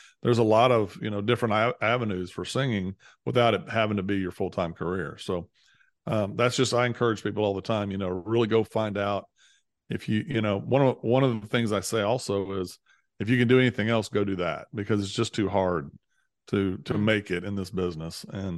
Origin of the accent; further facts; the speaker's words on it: Missouri, United States; I grew up in Southeast Missouri and ended up going to Baylor